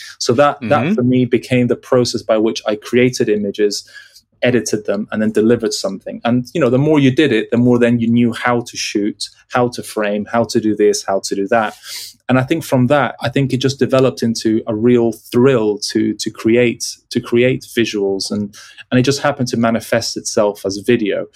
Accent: Peru; moved away; being born and raised in Peru and traveling every 2 years to the UK to visit my dad's family

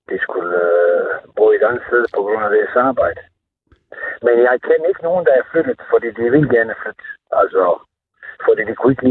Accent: Montenegro; Danish is a second language; moved away as an adult; now in Nordborg, Denmark; jeg kommer oprindeligt fra Montenegro, altså ikke jugoslavien har boet her i Norge siden 1987, øh, er dansk gift

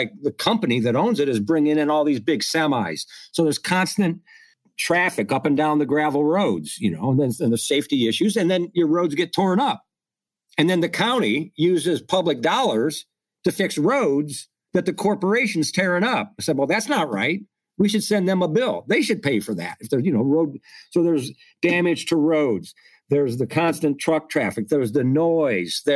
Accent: Midwest, United States; I'm from the Midwest. I'm not from New York and I'm not from Los Angeles

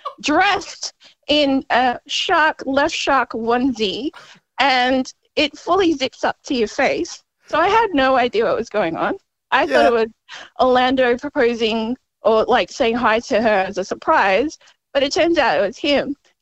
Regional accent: Melbourne, Victoria, Australia; because I'm from Melbourne.

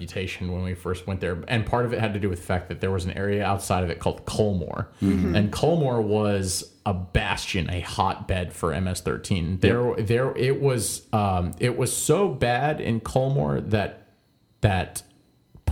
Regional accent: Northern Virginia, United States; Growing up in Northern Virginia, which really is truly like the fucking melting pot

